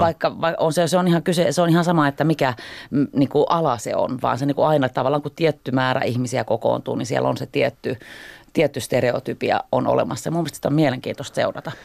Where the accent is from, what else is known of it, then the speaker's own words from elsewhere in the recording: Helsinki, Uusimaa, Finland; Mä oon ihan Helsingistä kotoisin.